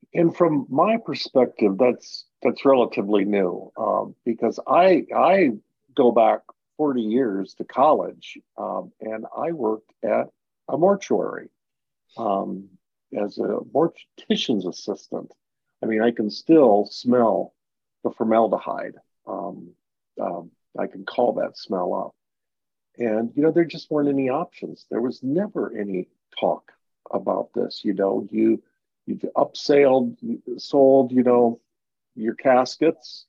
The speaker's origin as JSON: {"language": "English", "town": "Mankato", "region": "Minnesota", "country": "United States", "tie": "born or raised there", "moved": "yes", "said": "was in Mankato Minnesota my hometown"}